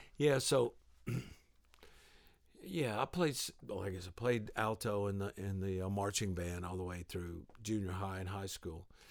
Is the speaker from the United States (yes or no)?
yes; the South, United States; I grew up in the South